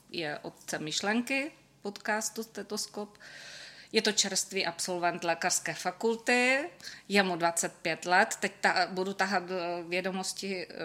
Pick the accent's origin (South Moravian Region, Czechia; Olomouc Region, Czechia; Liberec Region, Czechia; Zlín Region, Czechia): South Moravian Region, Czechia; Brno; Já jsem se narodila na Lesnou, bylo to moc pěkné sídliště eh, a teď teda už nějakou dobu tam nebydlím, ale přesto tam pořád jezdím, mám tam maminku.